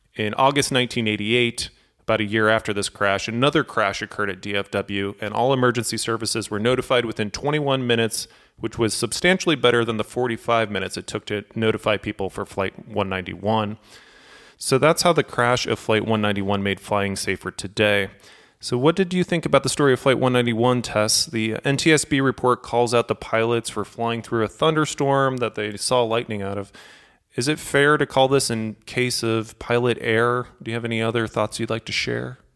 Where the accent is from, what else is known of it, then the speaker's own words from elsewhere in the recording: St. Louis, Missouri, United States; I'm from Saint Louis